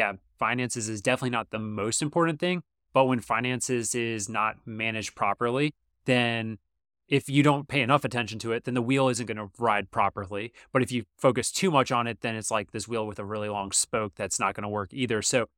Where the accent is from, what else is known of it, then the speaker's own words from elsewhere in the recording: Georgia, United States; Well, I'm from Georgia, so I like